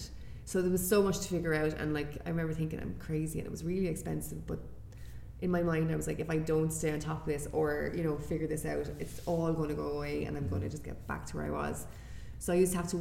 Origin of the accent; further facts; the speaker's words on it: Ireland; moved away as an adult; also born or lived in Korea; I'm from Ireland